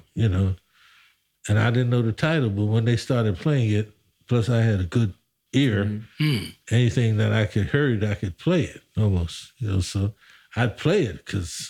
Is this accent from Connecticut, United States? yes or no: no; New York City, New York, United States; growing up in Harlem